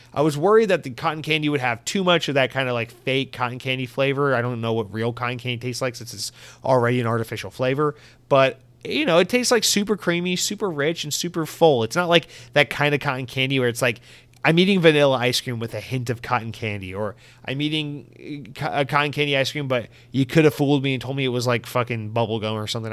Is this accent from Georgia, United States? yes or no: yes; Georgia, United States; moved away as an adult; now in Florida, United States; Growing up in Georgia